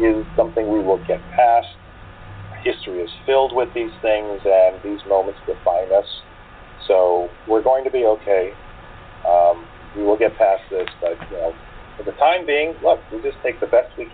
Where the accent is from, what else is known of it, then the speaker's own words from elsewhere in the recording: St. Augustine, Florida, United States; in St. Augustine, my hometown